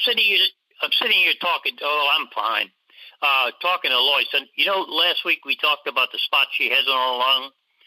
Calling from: Metairie, Louisiana, United States; I'm calling from Metairie, Louisiana.

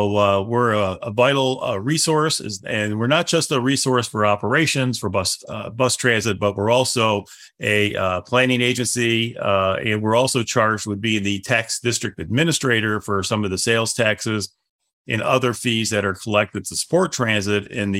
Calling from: North Carolina, United States; So we're calling from the Raleigh-Durham area in North Carolina.

